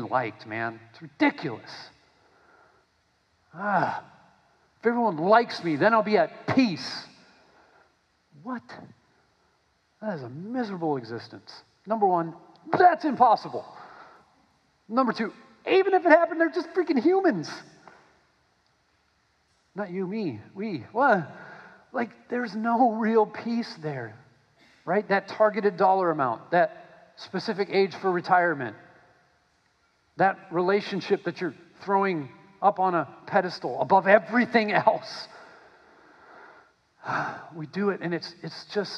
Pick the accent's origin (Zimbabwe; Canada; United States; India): United States; I'm an American